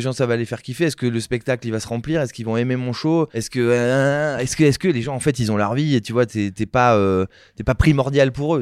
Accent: Saint-Émilion, Nouvelle-Aquitaine, France; je viens de Saint-Émilion

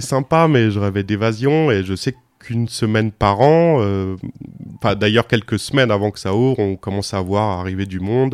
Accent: Bourges, Centre-Val de Loire, France; now in Lyon, France; je suis né à Bourges

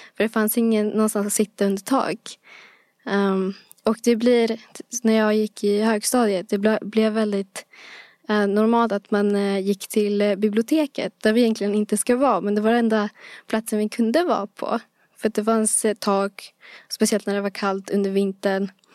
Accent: Bro, Stockholm County, Sweden; bro är en plats, eh, där jag växte upp

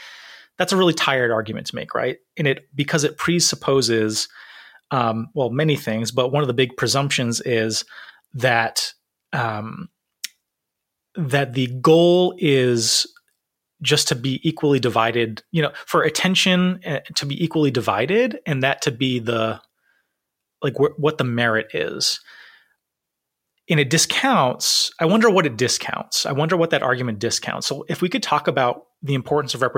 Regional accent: Rhode Island, United States; I wonder how white Rhode Island is, because that's my home state

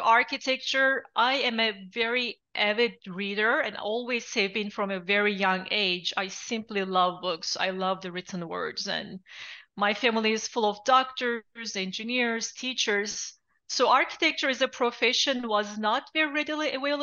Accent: Turkey; English is a second language; moved away as an adult; also born or lived in Gainesville, United States; now in Miami, United States; I'm originally from Turkey. I have been born, raised, and actually educated in Turkey

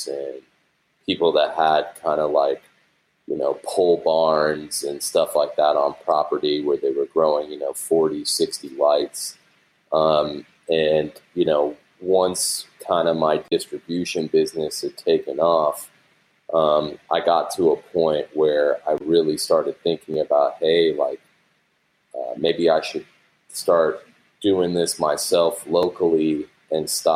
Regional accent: Santa Monica, California, United States; I was born and raised in Santa Monica

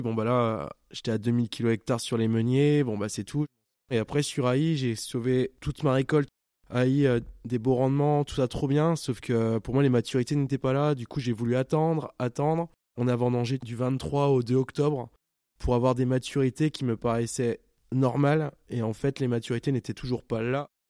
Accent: Champagne, Grand Est, France; je viens de Champagne

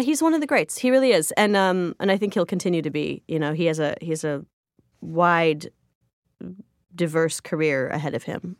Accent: Joliet, Illinois, United States; I grew up in Joliet, Illinois

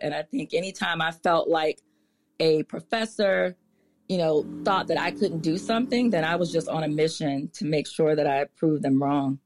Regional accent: Prince George's County, Maryland, United States; also born or lived in Washington, D.C.; I was born in D C, but I literally grew up, grew up in Maryland. Like, I, we left the hospital and went straight to Prince George's County, which is where I continue to live today

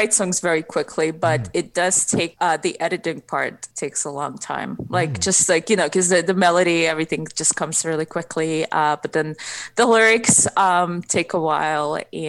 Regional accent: Ukraine; first language Russian; English is a second language; I'm actually originally from Ukraine, so my first language is Russian. So I probably have an accent when I sing.

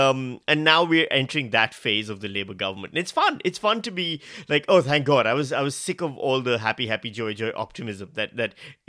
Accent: Pakistan; now in Melbourne, Australia; Hello, I'm Melbourne's Charles. I'm the Pakistani version of Charles, the knockoff Charles.

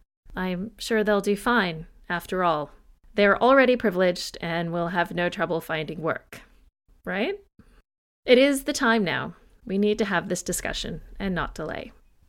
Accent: United States; now in Australia; I'm an American by birth, but Australian by choice. This means that while I grew up in a country without a monarchy, I have chosen to live in one that is a monarchy.

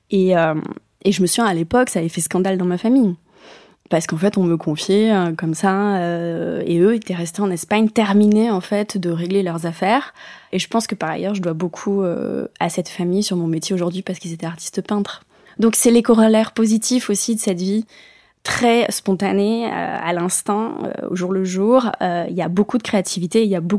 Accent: Bayonne, Nouvelle-Aquitaine, France; also born or lived in Spanish Basque Country; Moi, je suis native de Bayonne, mais après, on a vite gravité Pays Basque, mais côté espagnol, donc on est passé de l'autre côté de la frontière.

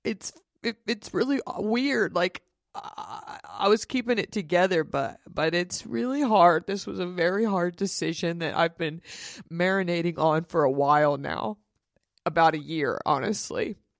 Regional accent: Dallas, Texas, United States; moved away; in Dallas in my hometown

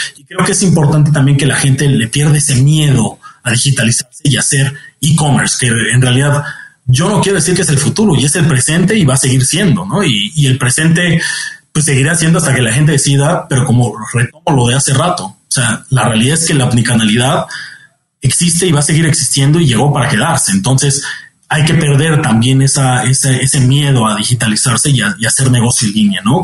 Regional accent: Mexico; además como mexicanos

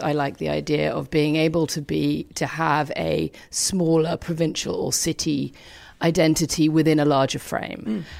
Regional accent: London, United Kingdom; I grew up in London

